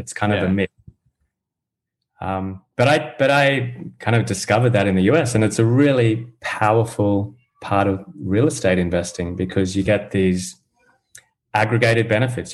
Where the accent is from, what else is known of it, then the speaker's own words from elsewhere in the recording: Australia; also born or lived in United Kingdom; now in United States; I'm from Australia originally, but I did move around, lived in the UK for a while, now based in the US